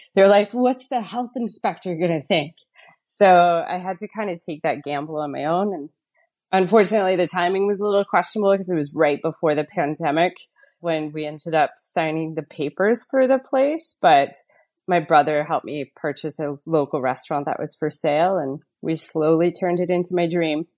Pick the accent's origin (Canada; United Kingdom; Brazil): Canada; Fort McMurray, Alberta; moved away as an adult; also born or lived in Ontario; now in Canmore, Canada; I'm from Fort McMurray